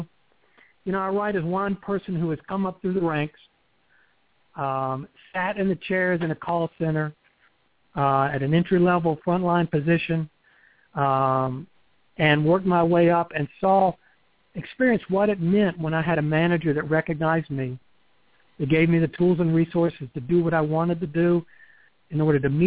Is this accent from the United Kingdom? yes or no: no; the South, United States; accent: Southern; I grew up in the South.